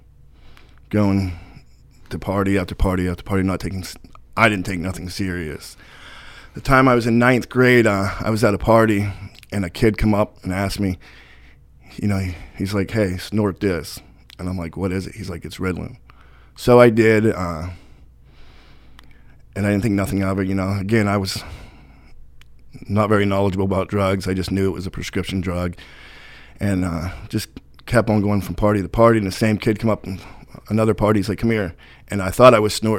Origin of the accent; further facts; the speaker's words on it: Brockway, Pennsylvania, United States; I grew up in Brockway